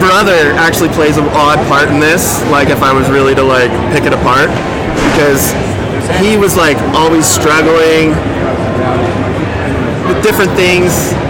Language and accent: English; Ventura, California, United States; also born or lived in Bakersfield, California; just growing up in Ventura